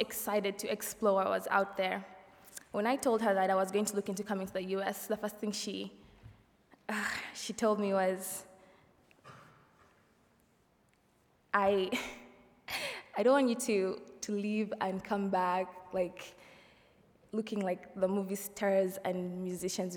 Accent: Kampala, Central Region, Uganda; moved away as an adult; now in Goshen, United States; I'm from Kampala, Uganda

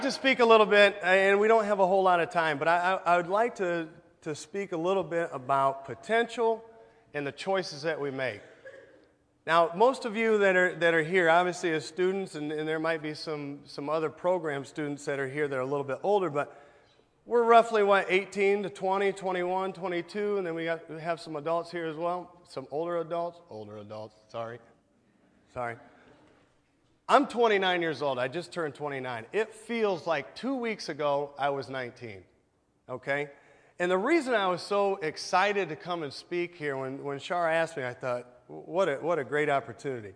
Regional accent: Goshen, Indiana, United States; I grew up here in Goshen. I actually grew up on Main Street, not too far from here.

